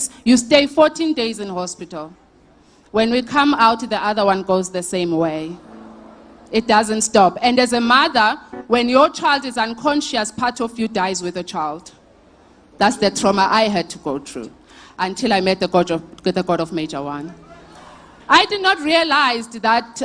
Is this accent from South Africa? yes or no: yes; Lusikisiki, Eastern Cape, South Africa; now in Boksburg, South Africa; Originally, I'm from the Eastern Cape, Lusikisiki